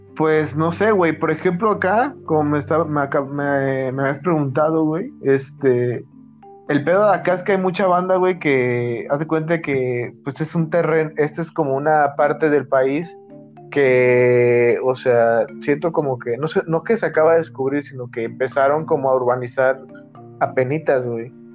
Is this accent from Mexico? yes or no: yes; Acapulco, Guerrero, Mexico; accent: tono de Acapulco de la costa; Somos más el centro de Acapulco, güey, por donde vivimos.